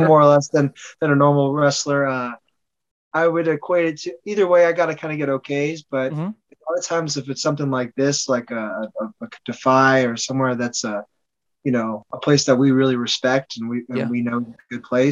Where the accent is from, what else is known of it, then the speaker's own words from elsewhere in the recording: Snoqualmie, Washington, United States; now in Los Angeles, United States; I grew up in Snoqualmie.